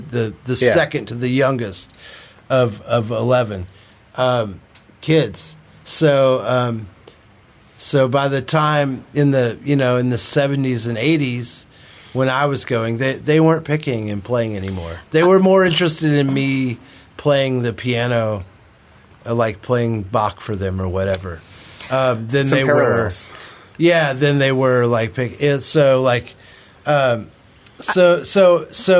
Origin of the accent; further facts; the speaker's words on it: Texarkana, Texas, United States; now in Kansas City, United States; I was born in Texarkana